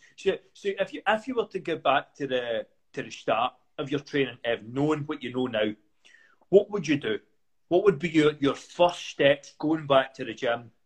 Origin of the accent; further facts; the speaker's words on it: Kilbirnie, Scotland, United Kingdom; I'm from Coburnie